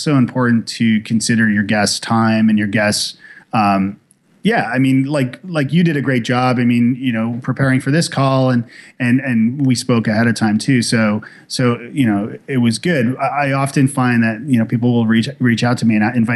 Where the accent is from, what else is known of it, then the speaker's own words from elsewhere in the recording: Toronto, Ontario, Canada; now in Nashville, United States; I'm from Toronto originally. When I moved to Nashville